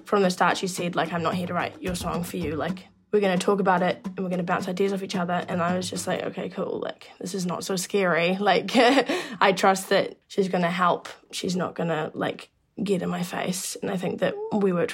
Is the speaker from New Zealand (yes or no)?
yes; New Zealand; I am a musician from New Zealand